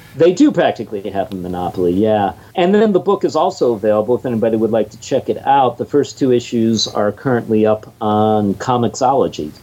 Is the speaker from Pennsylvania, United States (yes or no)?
yes; Pittsburgh, Pennsylvania, United States; I come from Pittsburgh